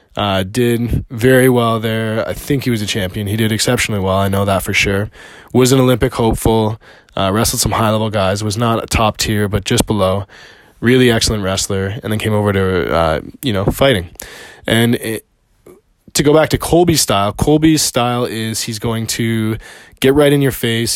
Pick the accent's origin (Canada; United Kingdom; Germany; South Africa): Canada; also born or lived in Montreal; I'm Canadian. I live in Montreal